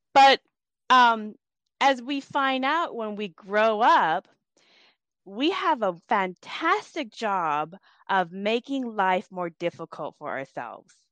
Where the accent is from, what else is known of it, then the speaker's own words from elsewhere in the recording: United States; also born or lived in Laos; growing up in America